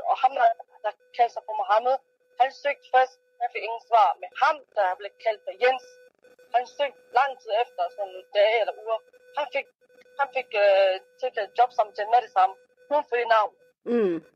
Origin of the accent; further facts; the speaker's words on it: Denmark; det kan være, jeg ikke er født her, men jeg er opvokset her.